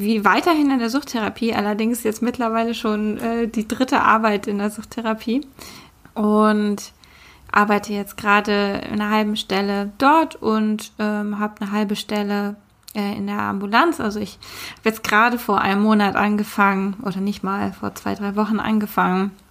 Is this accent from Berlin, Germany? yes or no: yes; Berlin, Germany; also born or lived in Hamburg; Ich bin von Hamburg nach Berlin gezogen vor einem Jahr. Ich glaube, in der Folge zum Thema Wohnen die ich damals mit Lea gemacht habe, haben wir das auch erwähnt. Bin jetzt hier wieder ganz gut angekommen in meiner Heimatstadt